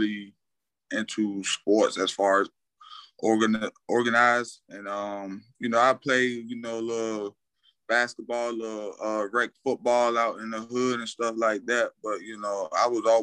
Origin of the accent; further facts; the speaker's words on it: Portsmouth, Virginia, United States; also born or lived in Lakewood, New Jersey; I'm originally from Lakewood, New Jersey, as far as being born there, but I always put credit in the Portsmouth, Virginia, because, you know, I grew up there as a young kid